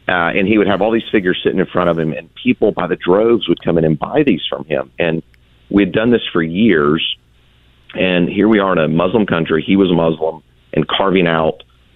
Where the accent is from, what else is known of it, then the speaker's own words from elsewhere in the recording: Atlanta, Georgia, United States; we were all born and raised in Atlanta